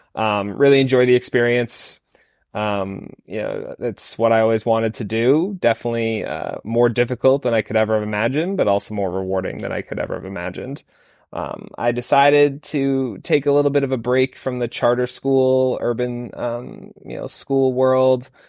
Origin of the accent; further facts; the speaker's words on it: Falmouth, Maine, United States; moved away; I grew up in Falmouth, Maine